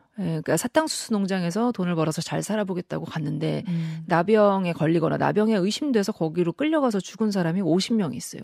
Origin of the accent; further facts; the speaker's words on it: South Korea; moved away as an adult; now in Hawaii, United States; 저는 한국에서 쭉 태어나서 자랐어요.